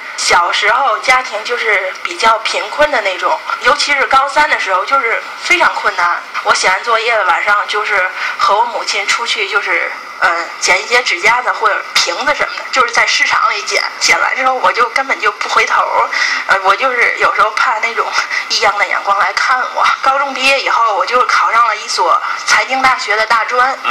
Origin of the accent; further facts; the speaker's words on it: Tianjin, China; 我是一个土生土长的天津人